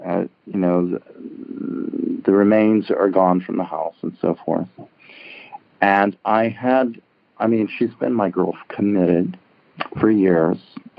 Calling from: Larkspur, California, United States; I'm calling from San Francisco, just north, Marin County.

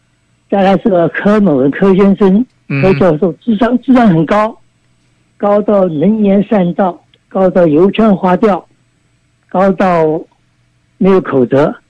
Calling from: Kaohsiung, Taiwan; 哎，你好，我是高雄，高雄，

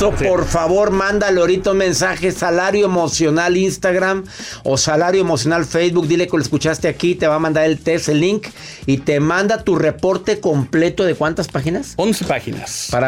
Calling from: California, United States

